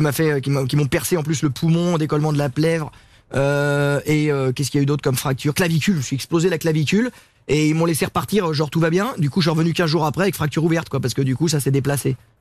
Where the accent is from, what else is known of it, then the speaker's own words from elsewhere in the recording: Sablé-sur-Sarthe, Pays de la Loire, France; moved away; à euh, Sablé chez moi avec les petits villages autour